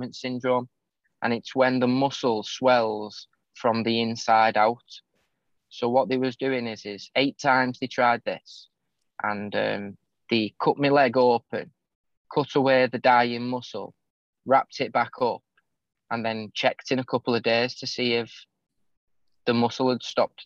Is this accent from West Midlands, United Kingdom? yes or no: no; St Helens, North West England, United Kingdom; my hometown, St. Helens, where I live in the northwest of England